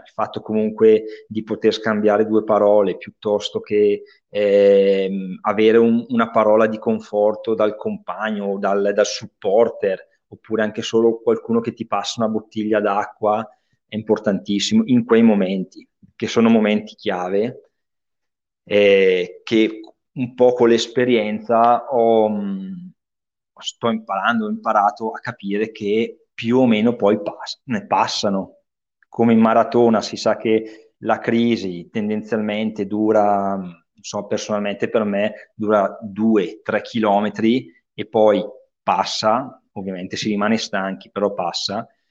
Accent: Bergamo, Lombardy, Italy

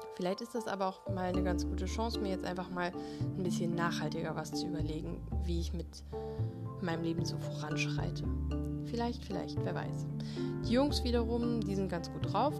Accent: Germany; bei uns in Deutschland

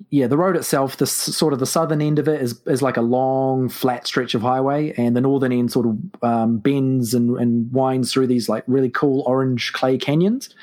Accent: New Zealand; I am from New Zealand, which is why, to your listeners, uh, I probably sound very strange.

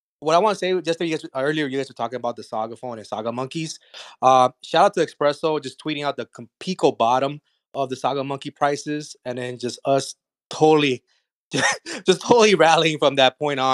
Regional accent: South Florida, United States; we're from South Florida

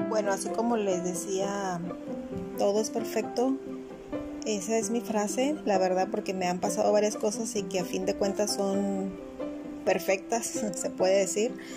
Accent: La Paz, Baja California Sur, Mexico; also born or lived in Tijuana; now in Cabo San Lucas, Mexico; yo soy de La Paz

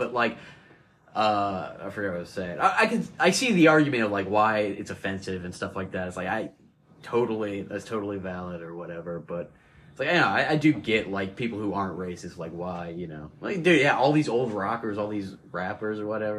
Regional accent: the South, United States; oh, we're from the South, you know, we're deep South.

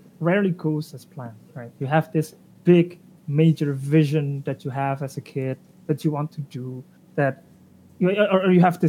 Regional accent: Indonesia; now in Germany; I'm originally from Indonesia. I'm currently living in Germany.

